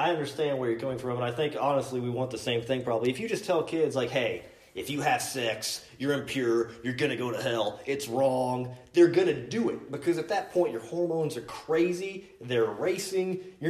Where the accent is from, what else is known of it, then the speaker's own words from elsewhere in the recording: Kentucky, United States; I was raised here in Kentucky